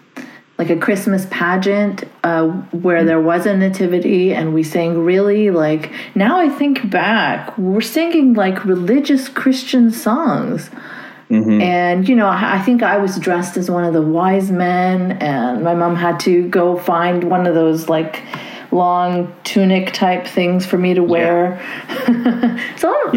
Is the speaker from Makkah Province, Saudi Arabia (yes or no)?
yes; Jeddah, Makkah Province, Saudi Arabia; I grew up in Jeddah, which is like the more liberal of the two